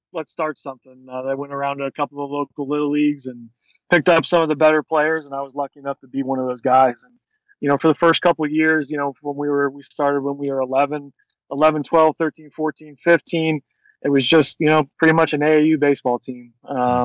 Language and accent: English; Central Florida, United States; I grew up in the Central Florida area